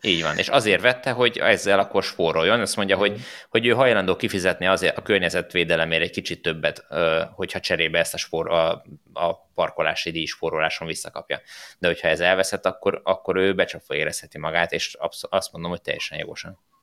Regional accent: Hungary

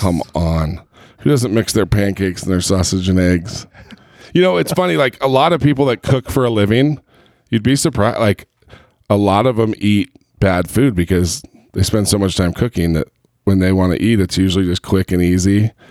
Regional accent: Southern California, United States; now in Utah, United States; I grew up in Southern California

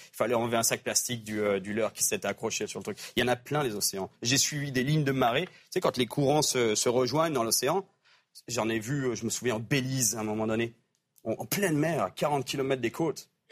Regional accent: France; moved away; En grandissant en France, ça m'a pris des années. Je pêchais le brochet dans les lacs des Alpes

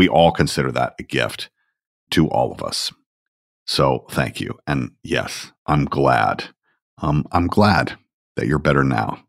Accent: Georgia, United States; Look, I'm a kid from Georgia. That's who I am.

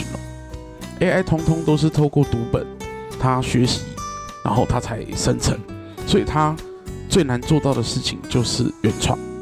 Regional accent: Kaohsiung, Taiwan; 为一个高雄人

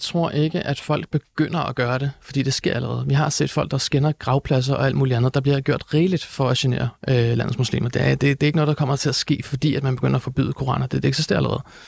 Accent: Denmark; de værdier, jeg er vokset op med her i Danmark.

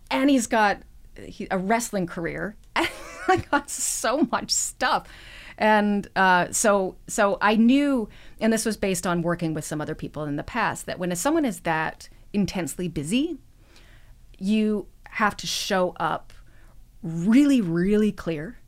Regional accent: Edmonton, Alberta, Canada; also born or lived in Toronto area; I was born outside of Toronto, but I grew up in Edmonton

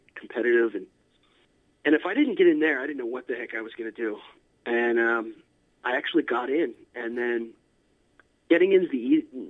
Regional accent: Altoona, Pennsylvania, United States; I grew up in a small town, Altoona, Pennsylvania, pretty much in the middle of Pennsylvania

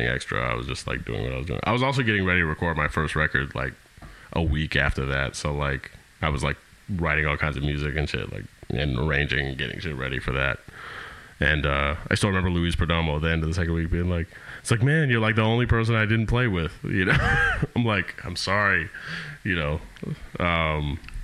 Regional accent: Winnipeg, Manitoba, Canada; we're from Winnipeg. We're all from Winnipeg.

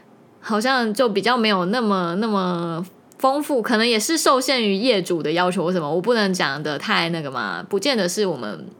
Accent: Taiwan; 我们台湾像台湾国语或者是一些台语的

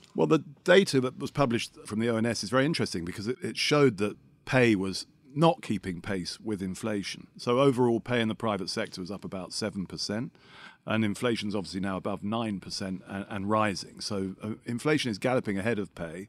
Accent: London, United Kingdom; I am a Londoner

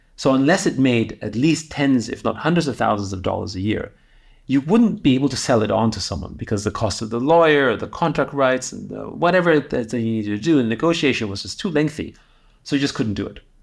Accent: Austria; moved away; I grew up in Austria, um, in the seventies and eighties

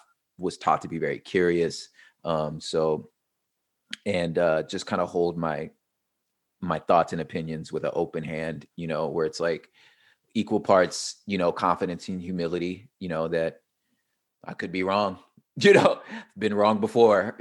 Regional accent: Los Angeles, California, United States; I am from South Central Los Angeles. I moved around a lot in the LA and surrounding areas.

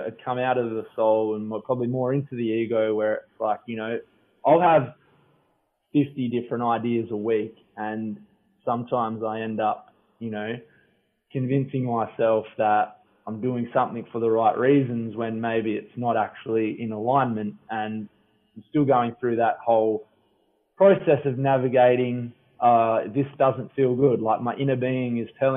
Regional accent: Bindoon, Western Australia, Australia; now in Yallingup, Australia; I grew up in Bindoon, Western Australia, a tiny little country town about an hour and a half northeast of Perth

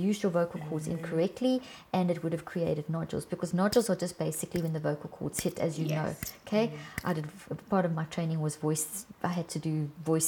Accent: South Africa; I come from South Africa, and I worked for 25 years in some of the worst parts of South Africa

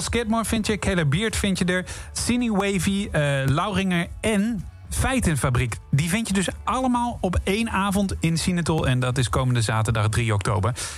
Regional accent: Ede, Gelderland, Netherlands; toevallig kom ik wel uit Ede

